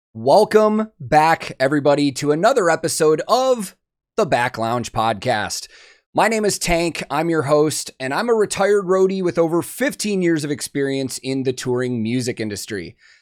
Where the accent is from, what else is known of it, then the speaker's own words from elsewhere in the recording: near Chicago, Illinois, United States; I grew up near Chicago, but far enough outside of it that the town I grew up in was, like, five thousand